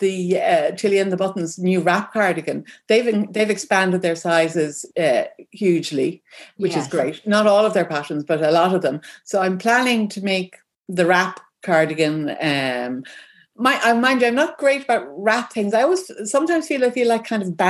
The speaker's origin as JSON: {"language": "English", "town": "Dublin", "region": "Leinster", "country": "Ireland", "also_born_or_lived": "rural Ireland", "said": "I live in rural Ireland. I'm originally from Dublin."}